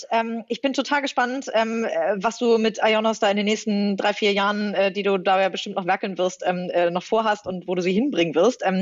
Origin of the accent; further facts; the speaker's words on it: Hamburg, Germany; Als Hamburgerin kann ich das nur hochhalten.